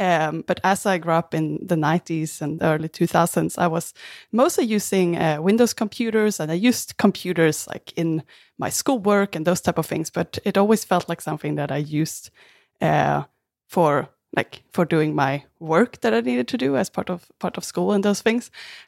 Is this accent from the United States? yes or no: no; Sweden; also born or lived in Australia; now in Vancouver, Canada; I'm originally from Sweden. I'm in Vancouver, Canada right now. And before moving to Canada, I also lived in Australia.